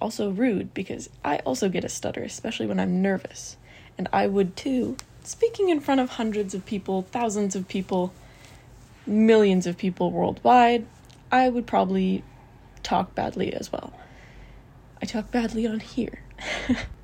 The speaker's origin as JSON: {"language": "English", "country": "Canada", "said": "because I'm Canadian"}